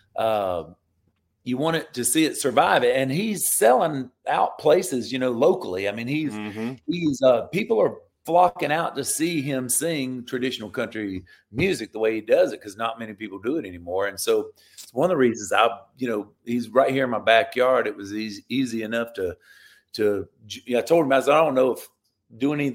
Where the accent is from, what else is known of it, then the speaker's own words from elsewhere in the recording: Florida, United States; moved away as an adult; I live down in Florida now. I'm back in my home state.